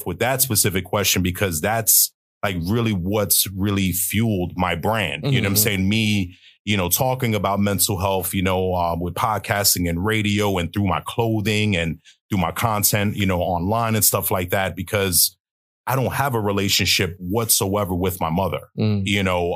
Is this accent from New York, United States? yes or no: yes; New York City, New York, United States; I'm originally from New York City. I grew up in Brooklyn, you know, to be exact